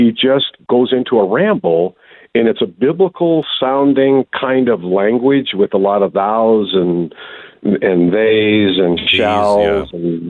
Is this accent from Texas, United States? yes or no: no; Wisconsin, United States; I'm from Wisconsin. His accent was stronger than mine.